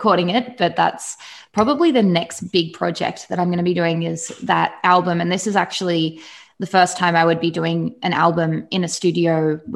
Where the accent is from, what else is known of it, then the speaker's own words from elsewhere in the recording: Australia; I'm from Australia